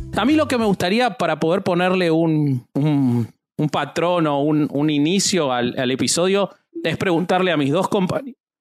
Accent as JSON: {"language": "Spanish", "country": "Argentina", "said": "yo soy argentino"}